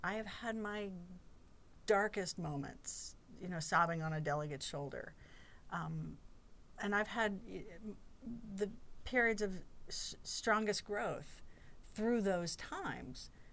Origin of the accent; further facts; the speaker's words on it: Chapel Hill, North Carolina, United States; I grew up in Chapel Hill